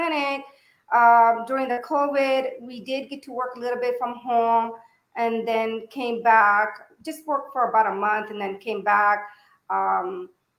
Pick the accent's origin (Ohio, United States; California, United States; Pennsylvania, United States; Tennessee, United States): California, United States; Yuba City; moved away as an adult; now in Fairfield, United States; I moved from Yuba City. I graduated from high school in Yuba City